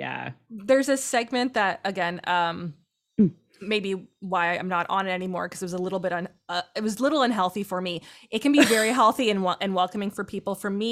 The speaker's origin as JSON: {"language": "English", "town": "Tilbury", "region": "Ontario", "country": "Canada", "tie": "born or raised there", "lives_now": "Ottawa, Canada", "said": "I'm from Southern Ontario, super flat farmland, grew up on a farm, always loved the outdoors, you know, just played outside a lot."}